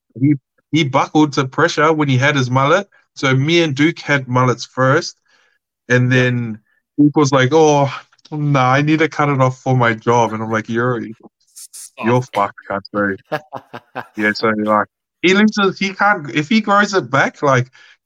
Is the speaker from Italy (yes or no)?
no; Australia; I was from Australia